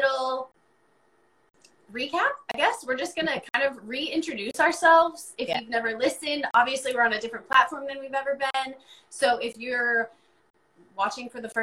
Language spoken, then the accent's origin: English; Iowa, United States; now in East Coast, United States; I grew up in Iowa